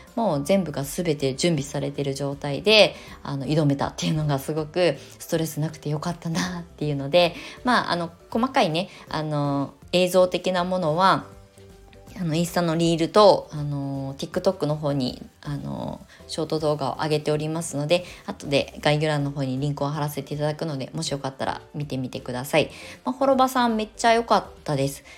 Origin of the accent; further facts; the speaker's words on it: Kasama, Ibaraki, Japan; now in Shonan, Japan; U ターン移住まあ言うた移住っていうか地元に帰るだけなんですけど、茨城県笠間市